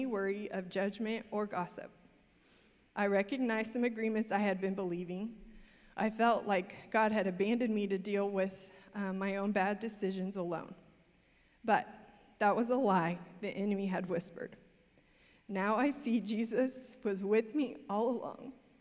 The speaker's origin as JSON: {"language": "English", "region": "Missouri", "country": "United States", "tie": "born or raised there", "also_born_or_lived": "Amsterdam", "moved": "as an adult", "lives_now": "Texas, United States", "said": "started our own business in my hometown in Missouri"}